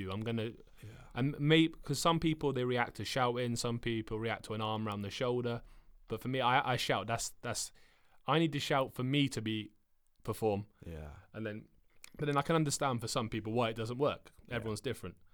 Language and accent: English; England, United Kingdom; I grew up in what we call a, a council estate.